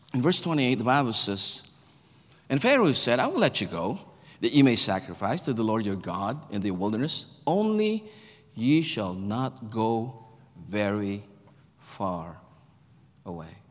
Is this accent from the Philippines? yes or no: yes; Philippines; moved away as an adult; now in United States; I'm a Filipino, born in the Philippines, grew up in the Philippines